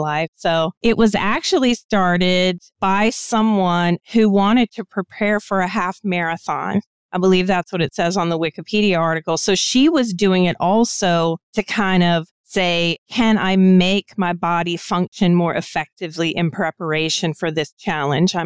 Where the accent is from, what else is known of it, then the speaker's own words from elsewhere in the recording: United States; also born or lived in DC metro area; I'm American, so I can only speak from my own cultural background